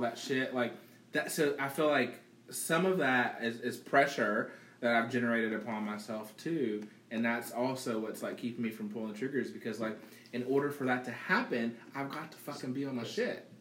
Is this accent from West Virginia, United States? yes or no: yes; West Virginia, United States; Growing up in West Virginia